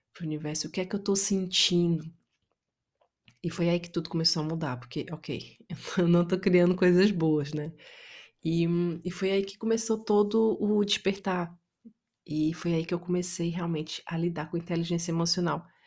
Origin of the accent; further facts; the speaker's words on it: Itapajé, Ceará, Brazil; moved away; eu sou brasileira, eu cresci no interior do Brasil, numa cidade chamada Itapajé, interior do Ceará